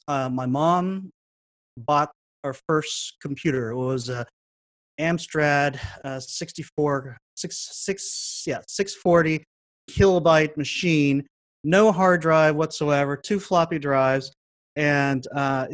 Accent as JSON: {"language": "English", "town": "Dallas", "region": "Texas", "country": "United States", "tie": "born or raised there", "moved": "as an adult", "lives_now": "Toronto, Canada", "said": "I grew up in Dallas when there wasn't a whole lot of Hmong people around"}